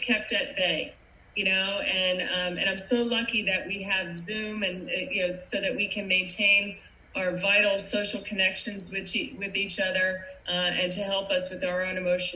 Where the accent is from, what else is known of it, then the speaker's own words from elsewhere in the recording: New Jersey, United States; moved away; you probably recognize my accent. I am not from Florida. I am a Jersey girl, and I grew up in a big Irish Catholic family right across the river from you guys and in New York City.